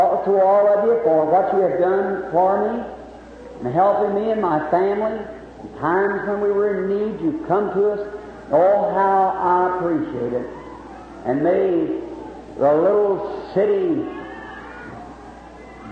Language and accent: English; Jeffersonville, Indiana, United States; also born or lived in Cumberland County, Kentucky; I am very happy to be in my hometown